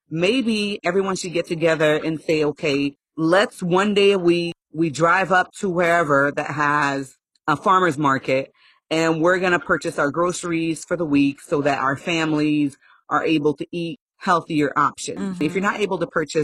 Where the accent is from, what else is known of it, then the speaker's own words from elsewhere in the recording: Haiti; moved away; I'm from a third world country. I was born in Haiti.